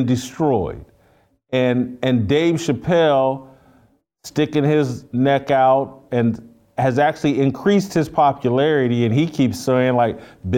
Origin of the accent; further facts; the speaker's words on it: Indiana, United States; I'm from Indiana